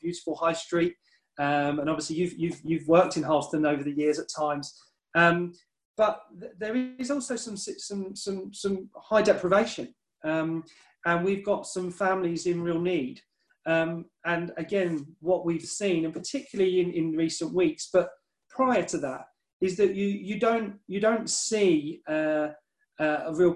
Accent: Dickleburgh, East of England, United Kingdom; I'm actually from South Norfolk. I grew up in Dickleborough. My mum and dad still live there.

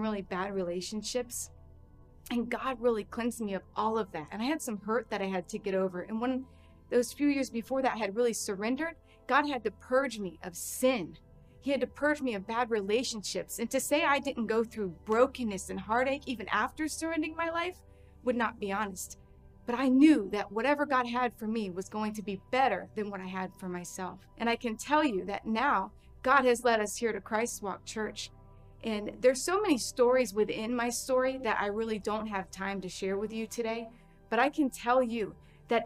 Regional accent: Largo, Florida, United States; I ended up finding a really awesome church in my hometown of Largo, Florida

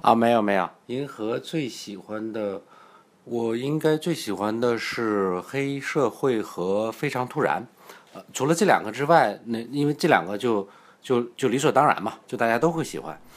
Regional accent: China; 我们都是内地人嘛

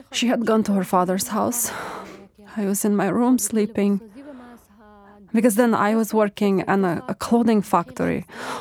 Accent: Afghanistan; now in Turkey; I'm a girl from Afghan society.

